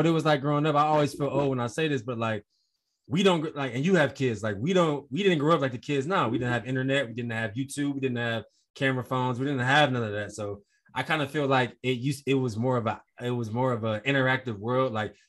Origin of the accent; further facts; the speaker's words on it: Cleveland, Ohio, United States; I grew up in Cleveland